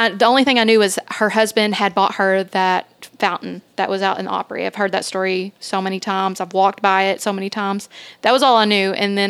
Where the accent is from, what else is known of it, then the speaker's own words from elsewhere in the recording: Kentucky, United States; I'm from Kentucky.